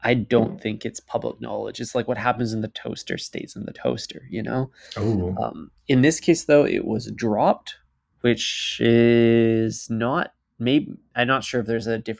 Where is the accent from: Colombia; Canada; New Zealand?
Canada; we are the Canadian consumer